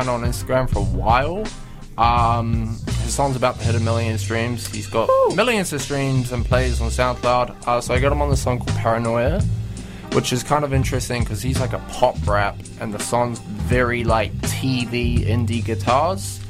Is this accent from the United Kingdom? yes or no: no; New Zealand; As a white Pākehā guy growing up in New Zealand